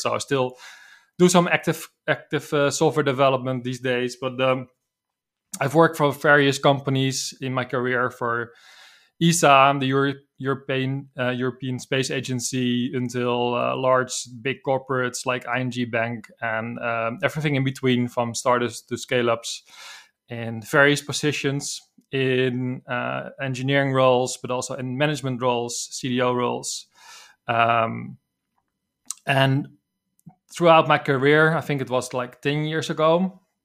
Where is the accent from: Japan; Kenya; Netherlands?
Netherlands; accent: Dutch; English is a second language; I'm from the Netherlands as you probably can hear from my accent.